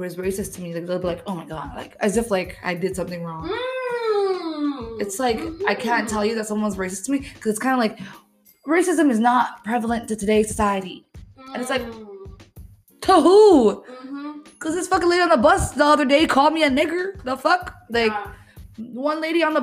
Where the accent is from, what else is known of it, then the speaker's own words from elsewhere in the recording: Toronto, Ontario, Canada; I grew up in Regent Park